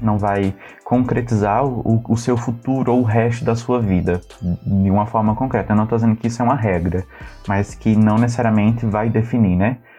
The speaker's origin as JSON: {"language": "Portuguese", "region": "Northeast Region", "country": "Brazil", "said": "nós somos uhum. cristãos é, somos nordestinos"}